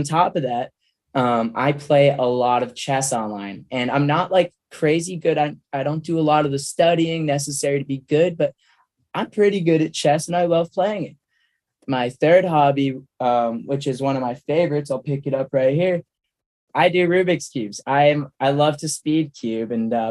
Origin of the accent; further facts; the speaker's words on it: Worcester, Massachusetts, United States; Worcester. I grew up in Worcester